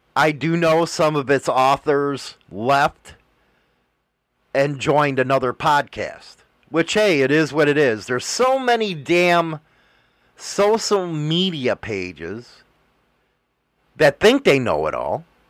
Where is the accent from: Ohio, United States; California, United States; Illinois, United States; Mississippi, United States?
Illinois, United States; Chicago; I'm from Chicago